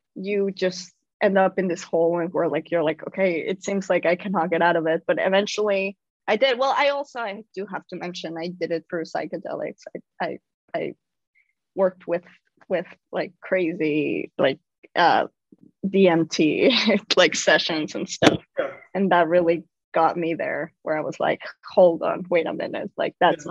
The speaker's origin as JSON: {"language": "English", "country": "Mexico", "tie": "born or raised there", "moved": "as an adult", "lives_now": "New York City, United States", "said": "I'm an immigrant. I I I'm originally from Mexico. I was born and raised in Mexico, and I moved uh, to New York City pretty young"}